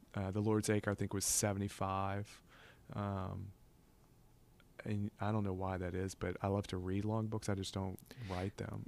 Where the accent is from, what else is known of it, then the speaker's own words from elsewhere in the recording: Covington, Louisiana, United States; also born or lived in New Orleans, Louisiana; we moved from New Orleans when I was about five years old or younger, 'cause I hadn't even started school yet. to Covington